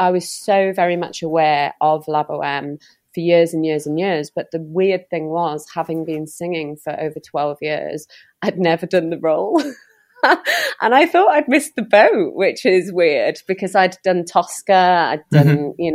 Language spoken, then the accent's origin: English; North Wales, United Kingdom; also born or lived in near London; now in Newton-le-Willows, United Kingdom; I'm from North Wales originally.